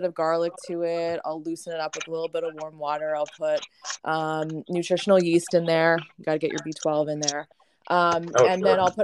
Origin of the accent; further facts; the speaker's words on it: Brantford, Ontario, Canada; moved away as an adult; also born or lived in Poconos, Pennsylvania; now in Pennsylvania, United States; I'm going up to Brantford. That's the name of my hometown, which is Wayne Gretzky's hometown.